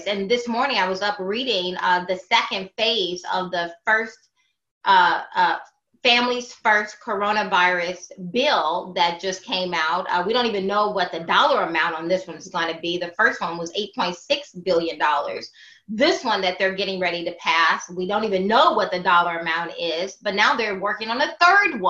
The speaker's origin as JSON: {"language": "English", "region": "Southern Alabama", "country": "United States", "tie": "born or raised there", "said": "growing up in the Deep South off a pig farm in Southern Alabama"}